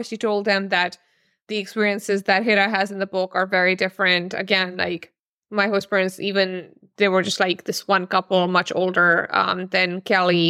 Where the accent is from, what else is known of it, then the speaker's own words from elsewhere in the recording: Pakistan; moved away; also born or lived in Oregon; I'm originally born and raised in Pakistan